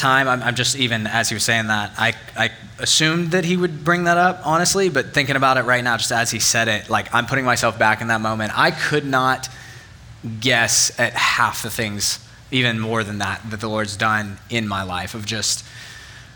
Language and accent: English; Northern Virginia, United States; now in Auburn, United States; I grew up in Northern Virginia, and we had four real seasons